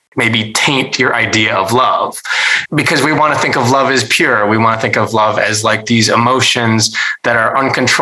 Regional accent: North Dakota, United States; I grew up in North Dakota with white parents

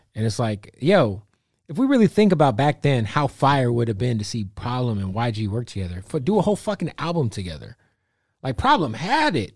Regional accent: Phoenix, Arizona, United States; I'm from Phoenix.

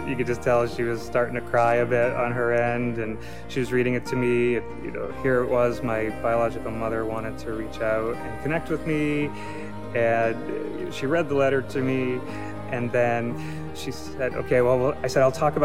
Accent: Centerville, Massachusetts, United States; I'm from Centerville. I grew up on Cape Cod most of my life. I moved to Cape when I was 8 years old.

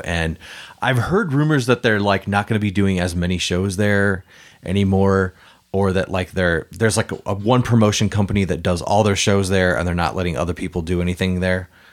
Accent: Vandalia, Illinois, United States; moved away as an adult; also born or lived in Collinsville, Illinois; now in St. Louis, United States; I grew up in Illinois, but then I lived in Collinsville for ten years.

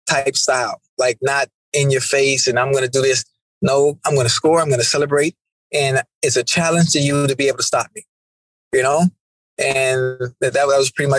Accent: Miami, Florida, United States; I'm from Liberty City

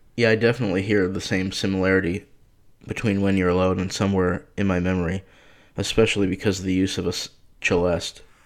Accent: Boston, Massachusetts, United States; also born or lived in Cambridge, Massachusetts; I'm from Boston, currently living in Cambridge

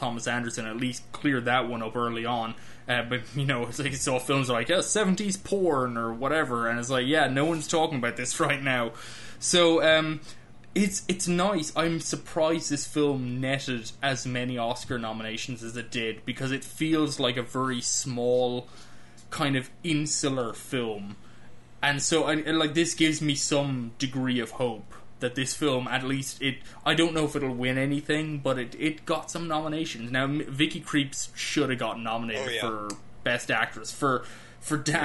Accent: Ireland; moved away as an adult; now in United States; an Irishman who's lived in the US for several years now

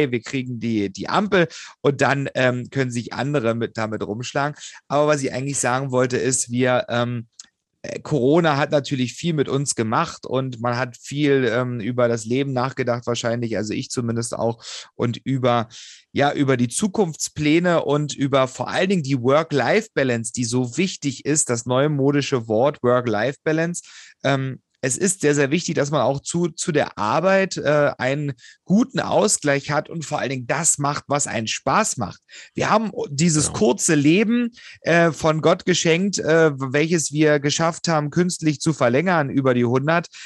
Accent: Lusatia, Germany; now in Berlin, Germany; verschlägt es mich ins Lausitzer Seenland. Ich werde in meiner Heimat, ähm, in meiner alten Heimat, ähm, ich habe ja jetzt die Wahlheimat Berlin getroffen

